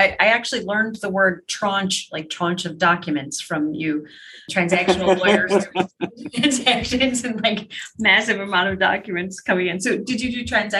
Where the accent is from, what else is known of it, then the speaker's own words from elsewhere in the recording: Utica, New York, United States; I grew up in Utica.